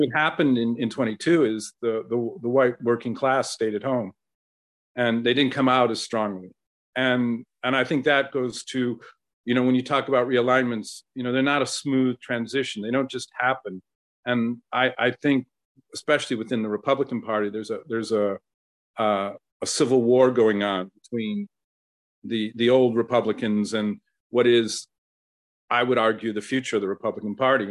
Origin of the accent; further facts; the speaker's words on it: Ohio, United States; my home state of Ohio